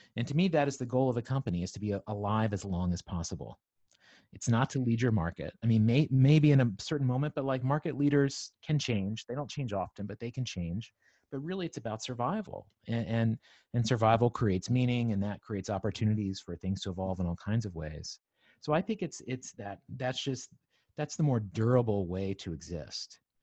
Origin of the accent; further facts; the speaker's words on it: Southwest Virginia, United States; moved away as an adult; also born or lived in New York City; I grew up in Southwest Virginia on a farm